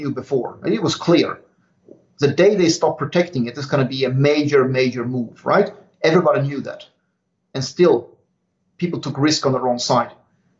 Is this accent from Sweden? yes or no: yes; Sweden; English is a second language; moved away; in my home country as well. It was back before I left